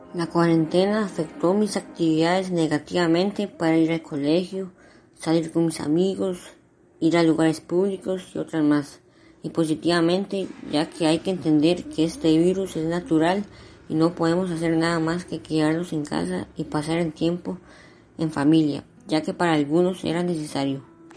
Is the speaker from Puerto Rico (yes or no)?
no; Costa Rica; en mi país